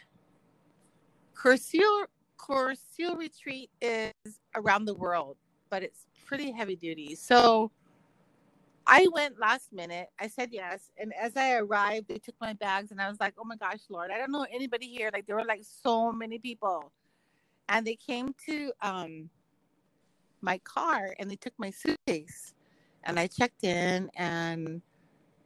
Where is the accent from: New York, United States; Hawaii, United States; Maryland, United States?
Hawaii, United States; Kailua; I was raised in Hawaii, like Kailua